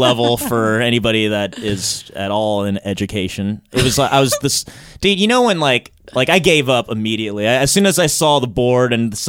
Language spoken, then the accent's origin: English; Long Beach, California, United States; I'm from Long Beach